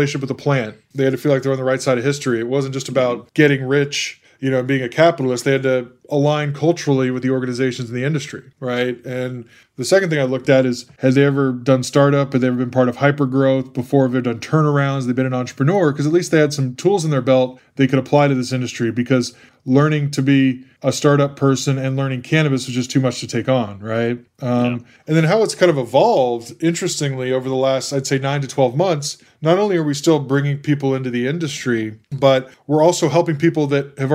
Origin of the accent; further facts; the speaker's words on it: Central Texas, United States; moved away as an adult; also born or lived in Los Angeles / San Francisco / Boston / New York; now in Chicago, United States; was kicked out of high school growing up in Central Texas